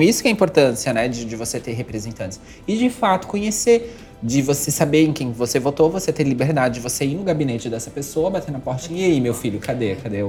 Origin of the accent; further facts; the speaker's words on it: Jaraguá do Sul, Santa Catarina, Brazil; eu nasci em Jaraguá do Sul